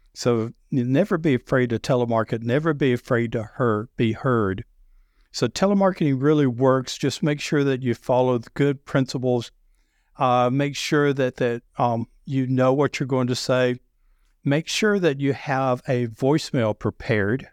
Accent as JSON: {"language": "English", "region": "the South", "country": "United States", "accent": "deep Southern", "said": "I have a deep Southern accent"}